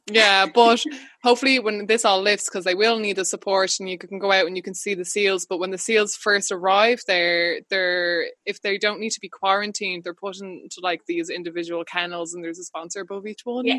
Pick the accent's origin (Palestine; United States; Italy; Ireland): Ireland; Wexford, Leinster; I grew up in Wexford.